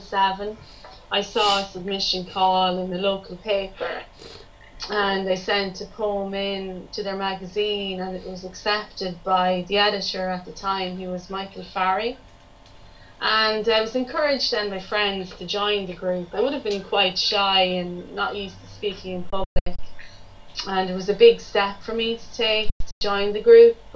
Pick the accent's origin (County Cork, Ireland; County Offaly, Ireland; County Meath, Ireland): County Meath, Ireland; I'm from County Meath in Ireland.